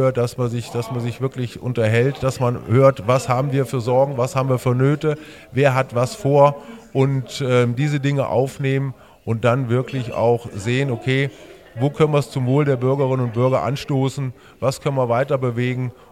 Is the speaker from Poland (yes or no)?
no; Trendelburg, Hesse, Germany; Das, das, sage ich sehr gerne, weil ich meine Heimat liebe, weil ich mich dafür einsetzen will, dass die Stadt Trendelburg noch ein bisschen noch schöner wird.